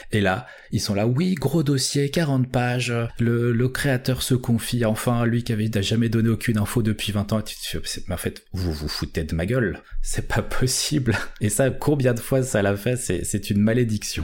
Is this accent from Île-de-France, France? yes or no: yes; Paris, Île-de-France, France; moi je suis de Paris